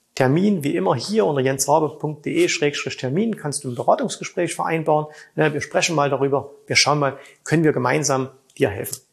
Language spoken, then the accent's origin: German; Saxony, Germany; bei uns in Sachsen